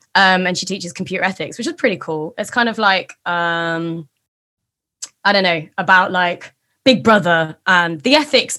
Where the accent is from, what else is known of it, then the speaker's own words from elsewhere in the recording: East Midlands, United Kingdom; Leicestershire. In the Midlands.